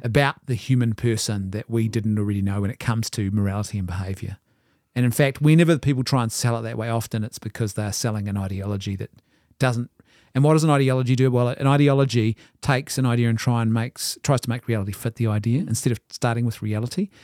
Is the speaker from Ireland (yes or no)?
yes; Ireland; I'm an Irishman